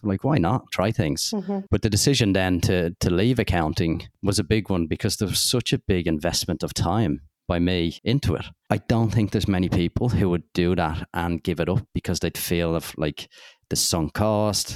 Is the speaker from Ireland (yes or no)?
yes; Dublin, Leinster, Ireland; growing up in Dublin, I wanted to be an accountant